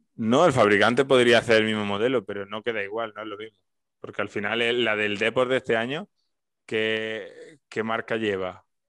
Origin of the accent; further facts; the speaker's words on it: Alcalá la Real, Andalusia, Spain; si tú tenías una del Atleti de Bilbao en un pueblo de Jaén, en Alcalá